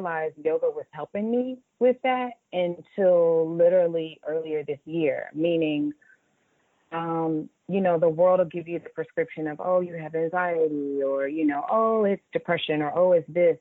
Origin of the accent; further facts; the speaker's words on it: Raleigh, North Carolina, United States; moved away; also born or lived in Atlanta, Georgia; I grew up in Raleigh, North Carolina, so I'm a down south girl. Grew up in Raleigh, North Carolina, but Atlanta raised me